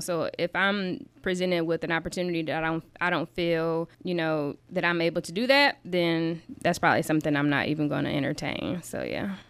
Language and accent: English; South Bend, Indiana, United States; also born or lived in Alabama; I was born and raised in South Bend. I'm an East Sider